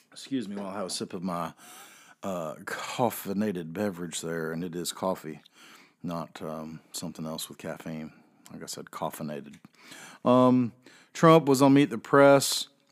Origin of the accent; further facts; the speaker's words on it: the South, United States; also born or lived in North Carolina; I am a Southerner